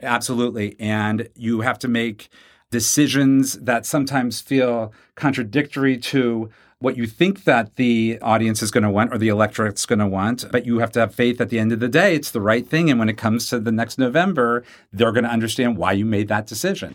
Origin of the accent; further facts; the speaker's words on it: Wichita, Kansas, United States; I grew up in Wichita, Kansas